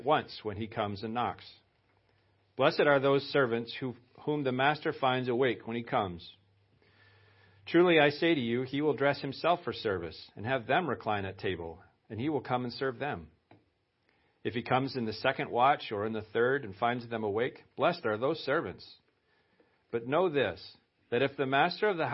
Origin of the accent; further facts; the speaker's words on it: Lewiston, Maine, United States; now in West Ossipee, United States; I was born in Lewiston